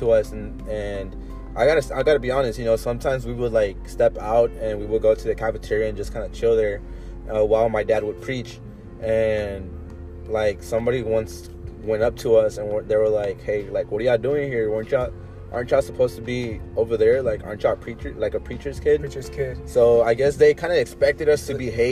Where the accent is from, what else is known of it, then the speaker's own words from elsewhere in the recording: Houston, Texas, United States; I'm from Houston, too. I was born and raised